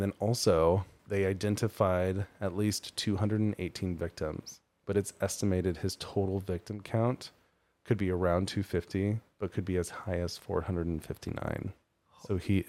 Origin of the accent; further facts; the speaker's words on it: United States; I'm not British. I was born in America.